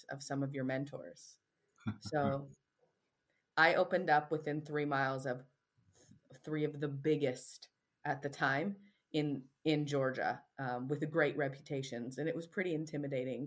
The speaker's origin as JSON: {"language": "English", "country": "Canada", "moved": "yes", "said": "I'm also Canadian"}